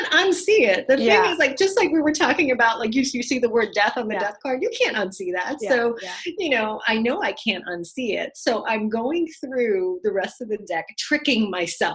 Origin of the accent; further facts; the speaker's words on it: New York City, New York, United States; being a daughter of immigrants and, you know, growing up in the Bronx